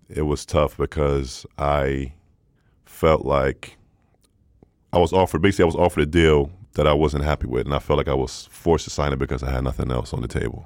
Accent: Stockholm, Stockholm County, Sweden; born and raised in Stockholm. Uh, father is American

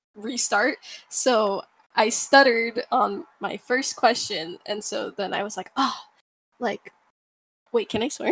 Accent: Maui, Hawaii, United States; moved away as an adult; also born or lived in California; now in Washington, United States; I kind of grew up in Maui since I was like four years old until I was 17

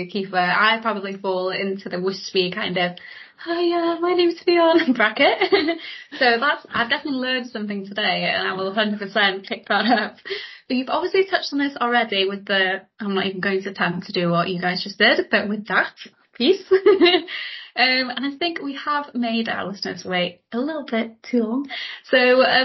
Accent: North Wales, United Kingdom; I'm from North Wales.

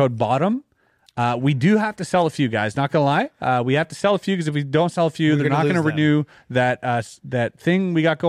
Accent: Canada; I'm Canadian, dude.

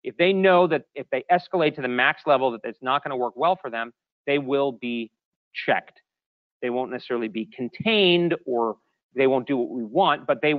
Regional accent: Japan; for instance, I grew up in Japan.

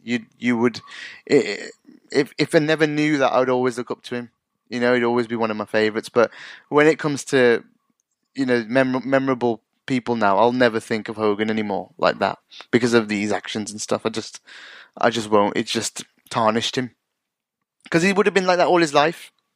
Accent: United Kingdom; being from an ethnic minority myself and growing up in the UK

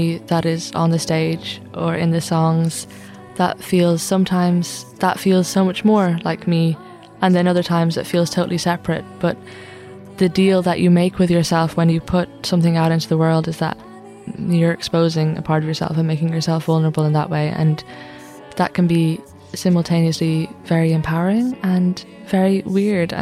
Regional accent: Ireland; Being an Irish feminist

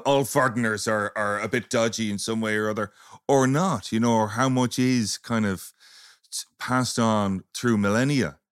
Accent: Ireland; if we're all Irish, our culture

